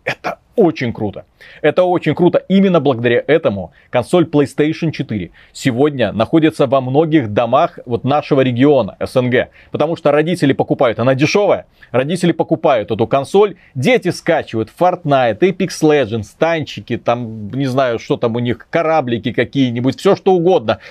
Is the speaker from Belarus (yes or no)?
yes; Belarus; Мы же белорусы